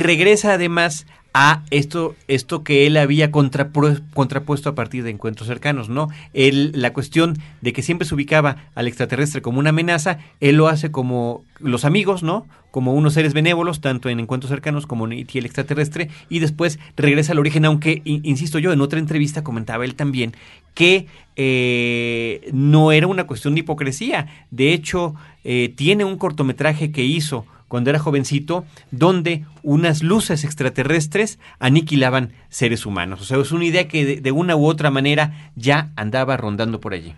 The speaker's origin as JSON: {"language": "Spanish", "country": "Mexico"}